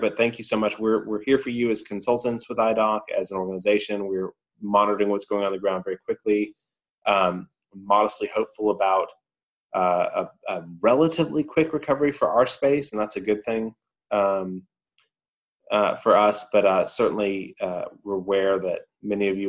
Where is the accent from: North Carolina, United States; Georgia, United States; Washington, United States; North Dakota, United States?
Georgia, United States; my home state of Georgia